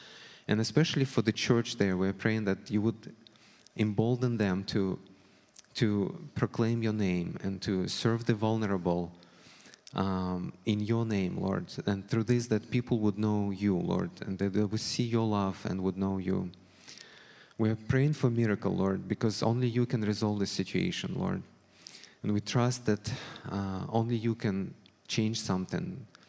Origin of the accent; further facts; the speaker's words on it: Ukraine; born there; moved away; also born or lived in Russia; As some of you know, I moved here with my family 8 years ago from Russia. I was born in Ukraine, however, and two of my grandmothers are Ukrainians.